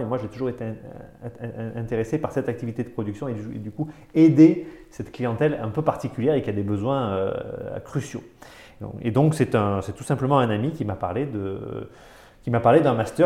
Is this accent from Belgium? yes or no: no; Avignon, Provence-Alpes-Côte d'Azur, France; moved away as an adult; also born or lived in Paris; je ne suis pas un Parisien, je viens du Sud, je viens d'Avignon